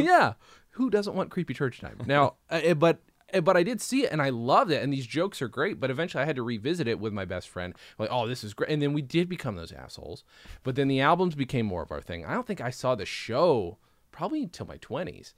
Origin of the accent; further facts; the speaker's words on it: United States; also born or lived in England; we're American